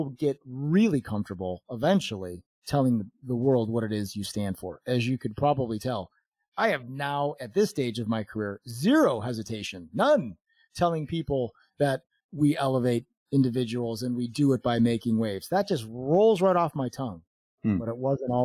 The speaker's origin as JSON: {"language": "English", "town": "Chicago", "region": "Illinois", "country": "United States", "tie": "born or raised there", "moved": "as an adult", "lives_now": "Phoenix, United States", "said": "Chicago, which was my hometown and the area where I lived most of my adult life before we moved here to Phoenix"}